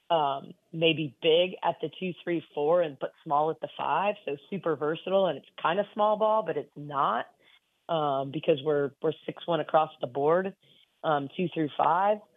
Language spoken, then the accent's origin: English; Midwest, United States; also born or lived in Michigan / Ohio / Indiana / Wisconsin; I grew up in Big Ten country. I mean